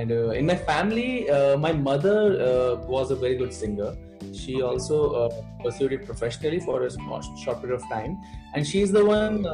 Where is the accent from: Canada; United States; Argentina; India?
India; Bhopal, Madhya Pradesh; moved away as an adult; now in Mumbai, India; I was born and brought up in Bhopal. It's a capital city of Madhya Pradesh state.